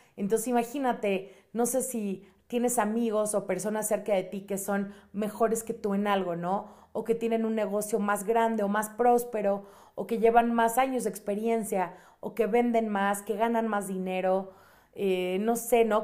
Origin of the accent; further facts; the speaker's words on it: Mexico City, Mexico; yo soy de la Ciudad de México